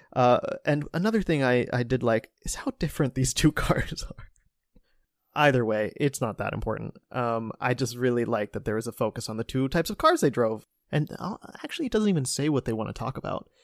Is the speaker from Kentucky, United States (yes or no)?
no; Cincinnati, Ohio, United States; the Cincinnati Enquirer, my hometown